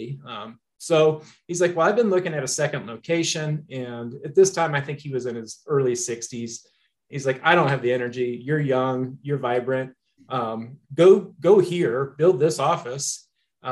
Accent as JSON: {"language": "English", "region": "Missouri", "country": "United States", "moved": "as an adult", "lives_now": "Colorado, United States", "said": "Originally, I'm from Missouri. So that's the show me state"}